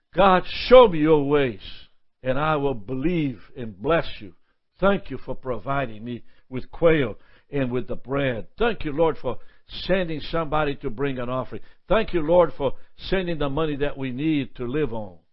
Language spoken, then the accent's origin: English; Brazil; moved away as an adult; also born or lived in Alma, Georgia; now in United States; I'm from Brazil